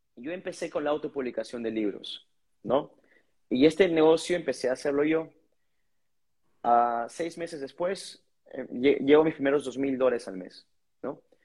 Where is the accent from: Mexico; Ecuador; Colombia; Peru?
Peru; Lima; Yo soy una persona de San Juan de Uribancho, común y corriente